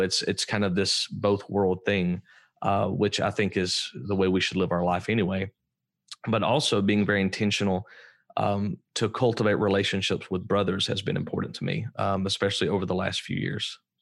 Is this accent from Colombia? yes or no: no; Alabama, United States; I grew up in Alabama, so I'm obviously an Alabama fan